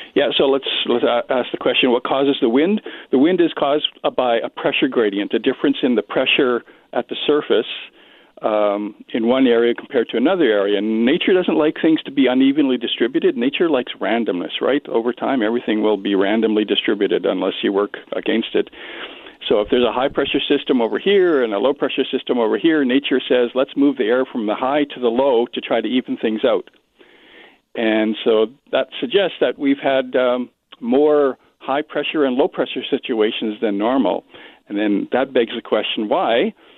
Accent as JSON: {"language": "English", "town": "Regina", "region": "Saskatchewan", "country": "Canada", "moved": "yes", "lives_now": "Winnipeg, Canada", "said": "I'm originally from Regina"}